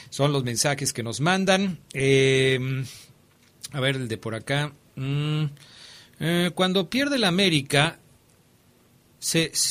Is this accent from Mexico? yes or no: yes; Purísima del Rincón, Guanajuato, Mexico; soy de Purísima del Rincón, nada más tengo una duda.